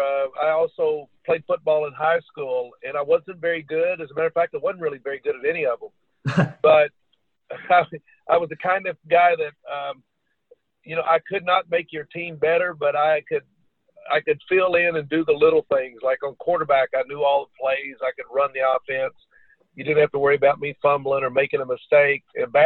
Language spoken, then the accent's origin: English; Kentucky, United States; I love Kentucky and having the opportunity to travel to several places. And this was always my home.